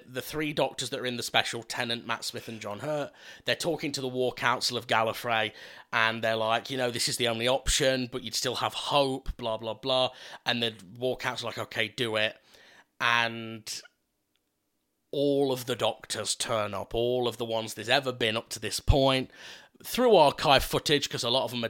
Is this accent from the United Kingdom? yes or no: yes; Scotland, United Kingdom; Oh, God, I'm Scottish, aren't I?